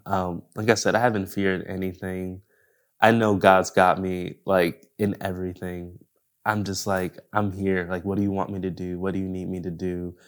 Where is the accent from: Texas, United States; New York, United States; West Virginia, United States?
New York, United States; Buffalo; moved away as an adult; also born or lived in Los Angeles, California; now in Orange County, United States; I'm from New York, so I'm from Buffalo